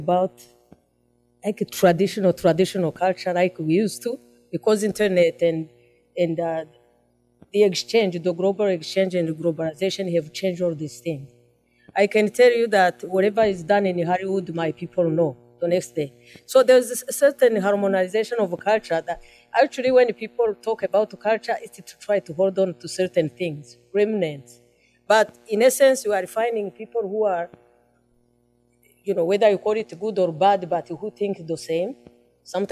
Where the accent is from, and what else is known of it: Rwanda